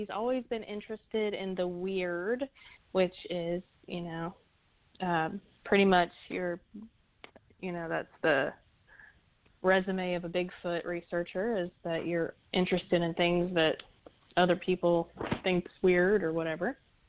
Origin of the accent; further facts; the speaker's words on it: the South, United States; now in Tulsa, United States; I'm from the South